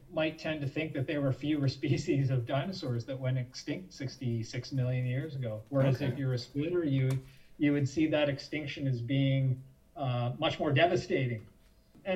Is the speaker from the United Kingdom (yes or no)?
no; Ottawa, Ontario, Canada; I grew up in Ottawa, where I am right now, and I grew up visiting the Canadian Museum of Nature